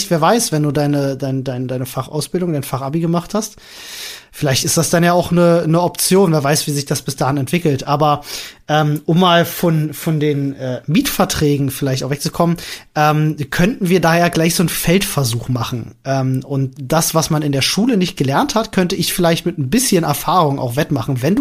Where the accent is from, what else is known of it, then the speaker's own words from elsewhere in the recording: Berlin, Germany; Ich bin ja in Berlin groß geworden und in Berlin hast du ja eigentlich immer irgendwo Wohnungen, die frei sind, die du mieten kannst.